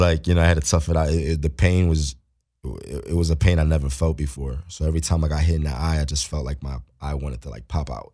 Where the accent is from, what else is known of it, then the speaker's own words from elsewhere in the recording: Philadelphia, Pennsylvania, United States; moved away as an adult; now in Los Angeles, United States; I'm from Philly, so I'm a city dude.